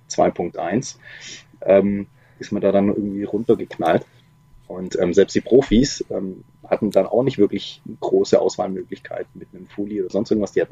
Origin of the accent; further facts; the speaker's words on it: Baden-Württemberg, Germany; also ich komme ursprünglich aus dem Schwarzwald. Da war das mit diesen Busverbindungen auch eine totale Katastrophe